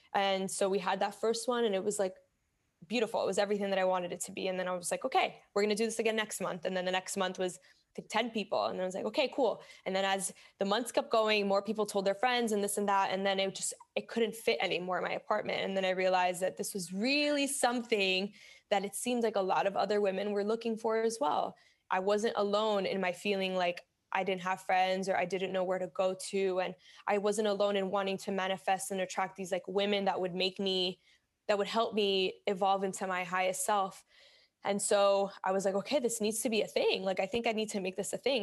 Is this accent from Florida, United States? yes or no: yes; Miami, Florida, United States; moved away as an adult; also born or lived in Bronx, New York; now in New York, United States; I was born in the Bronx, grew up in Miami